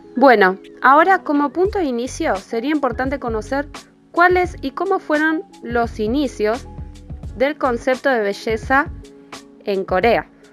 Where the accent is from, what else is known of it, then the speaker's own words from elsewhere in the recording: Argentina; soy de Argentina